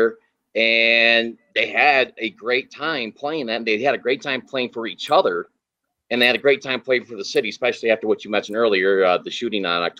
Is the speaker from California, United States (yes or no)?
no; Michigan, United States; now in Las Vegas, United States; I grew up in Michigan, and then that's one of the main reasons why I moved here in 2006 is because of the weather.